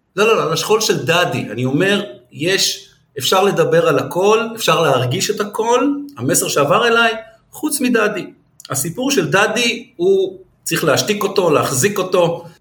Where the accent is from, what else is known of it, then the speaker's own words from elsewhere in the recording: Israel; מגיע צוצי כזה מנווה שאנן